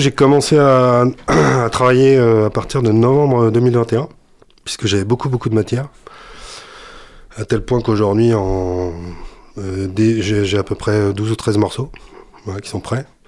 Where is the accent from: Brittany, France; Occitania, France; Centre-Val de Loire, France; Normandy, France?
Centre-Val de Loire, France; Touraine; moved away as an adult; j'ai joué dans pas mal de formations en Touraine hein, principalement parce que je suis né en Touraine. Et je suis arrivé dans le coin, euh, j'avais 20 ans.